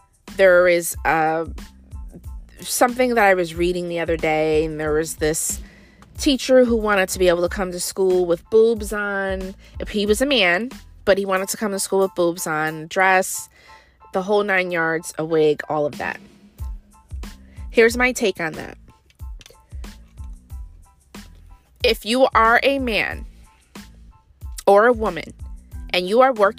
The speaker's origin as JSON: {"language": "English", "country": "United States", "said": "We are American born black people"}